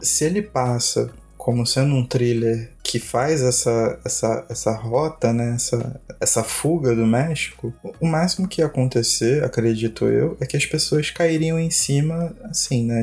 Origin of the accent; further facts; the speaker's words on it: Brazil; nós como brasileiros